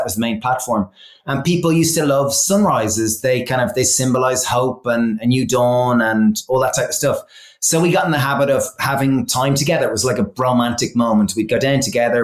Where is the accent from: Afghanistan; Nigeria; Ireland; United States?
Ireland; being like Irish from all boys schools